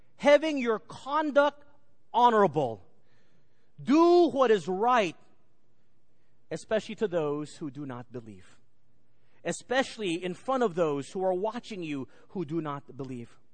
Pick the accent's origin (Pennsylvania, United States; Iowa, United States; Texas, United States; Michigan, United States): Texas, United States; Garland; The Benham brothers grew up in the same neighborhood as I grew up in Garland, Texas